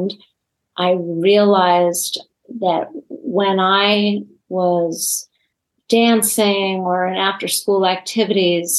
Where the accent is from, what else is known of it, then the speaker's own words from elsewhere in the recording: Los Angeles, California, United States; even after we moved from Los Angeles to the West Side